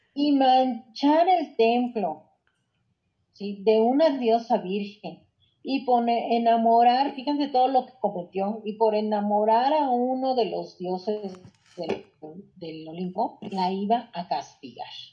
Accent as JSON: {"language": "Spanish", "country": "Mexico", "said": "como mexicana"}